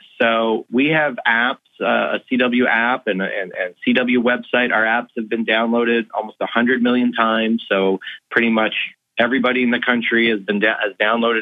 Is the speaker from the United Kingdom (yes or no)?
no; Canada; also born or lived in Philadelphia; I'm Canadian